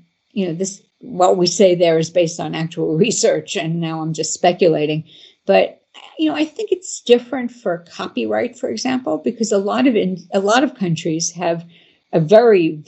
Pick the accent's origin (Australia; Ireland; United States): United States; I'm an American and I live in the United States